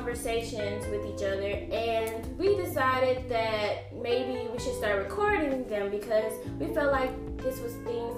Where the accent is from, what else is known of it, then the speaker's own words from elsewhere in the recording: Dallas, Texas, United States; I'm from Dallas, Texas